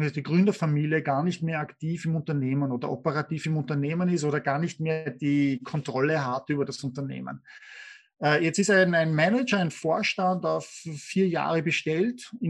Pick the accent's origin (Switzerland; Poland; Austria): Austria; wenn ich als Österreicher oder, in Deutschland, wenn wir schauen, Eisenbahnsysteme